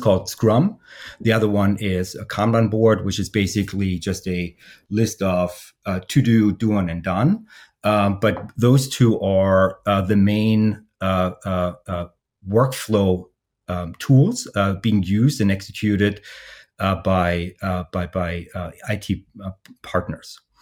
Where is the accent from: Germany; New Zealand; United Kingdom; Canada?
Germany; now in Columbus, United States; I'm based in the uh, Columbus, Columbus, Ohio area, uh, but originally I'm from Germany.